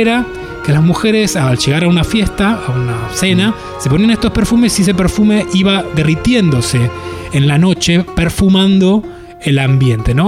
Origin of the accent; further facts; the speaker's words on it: Buenos Aires, Argentina; yo crecí en Boedo en un tercer piso